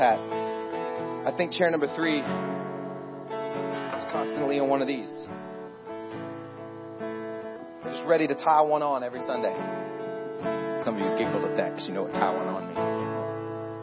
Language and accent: English; Pensacola, Florida, United States; I actually grew up in Pensacola, Florida. I'm from Florida